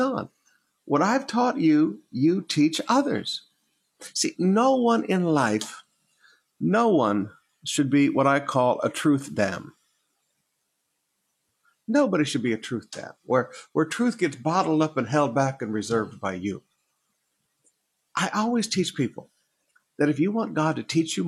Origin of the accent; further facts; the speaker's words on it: Michigan, United States; moved away; also born or lived in Alabama; when I was a young boy, growing up in Michigan